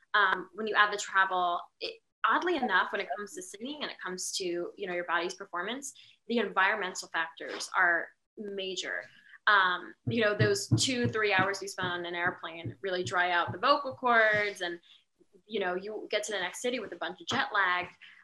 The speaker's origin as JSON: {"language": "English", "country": "Philippines", "said": "I'm Filipino"}